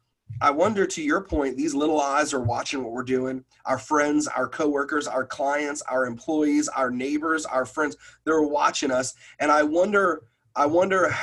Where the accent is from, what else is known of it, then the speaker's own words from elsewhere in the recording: New York, United States; moved away; I'm originally from New York